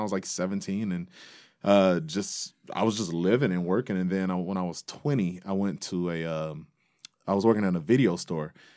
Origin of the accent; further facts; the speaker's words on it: Detroit, Michigan, United States; I was born and raised in Detroit